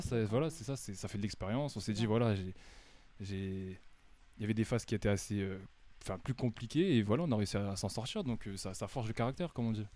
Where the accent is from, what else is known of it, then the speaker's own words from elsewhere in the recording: Amiens, Hauts-de-France, France; moved away as an adult; also born or lived in United States; now in Paris, France; je suis natif d'Amiens. J'ai grandi ici